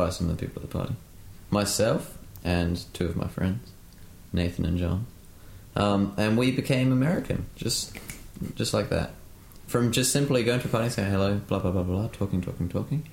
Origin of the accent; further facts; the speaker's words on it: United Kingdom; moved away; being British